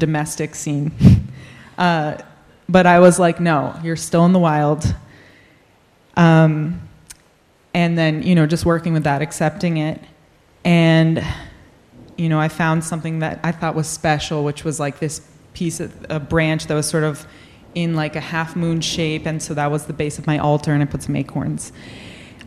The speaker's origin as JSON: {"language": "English", "region": "New England", "country": "United States", "tie": "born or raised there", "said": "I grew up in New England"}